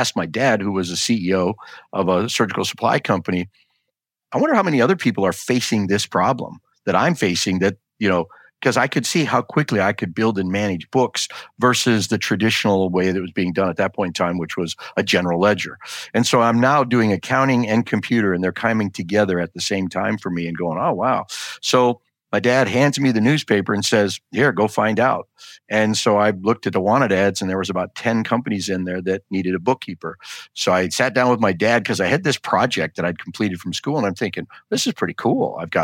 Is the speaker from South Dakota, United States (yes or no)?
yes; South Dakota, United States; born there; So I was born in South Dakota. They call it the Black Hills.